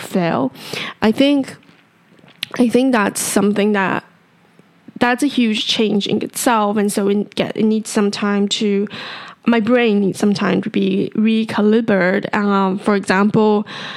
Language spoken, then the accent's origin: English; Taipei, Taiwan; I was born and raised in Taipei